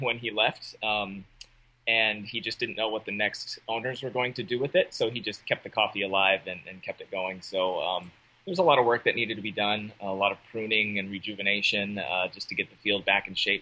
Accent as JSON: {"language": "English", "town": "Portland", "region": "Oregon", "country": "United States", "tie": "born or raised there", "moved": "as an adult", "said": "I grew up in the Portland metro area"}